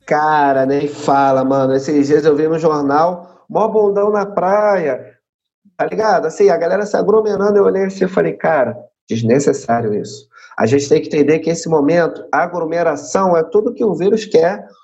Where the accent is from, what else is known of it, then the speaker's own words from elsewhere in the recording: Rio de Janeiro, Brazil; sou cria aqui da Maré